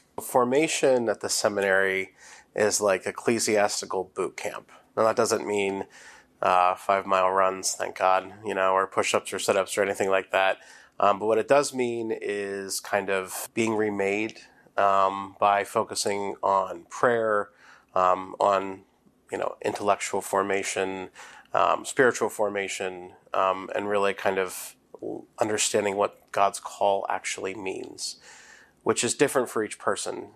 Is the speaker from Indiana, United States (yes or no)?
no; New Bloomfield, Pennsylvania, United States; I'm from Saint Bernard's Parish in New Bloomfield